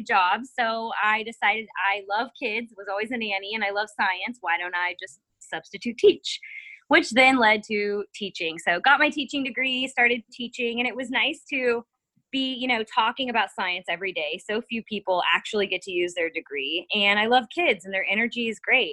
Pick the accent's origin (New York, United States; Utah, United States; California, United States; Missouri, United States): Missouri, United States; growing up in Missouri